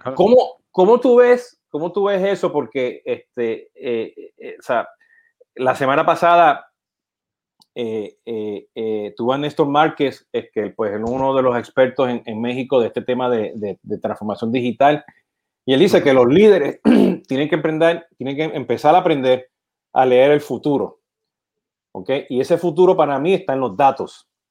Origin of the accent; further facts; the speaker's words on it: Puerto Rico; siendo puertorriqueño